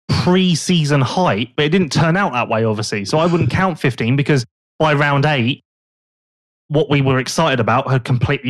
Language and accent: English; West Sussex, South East England, United Kingdom; I'm from West Sussex.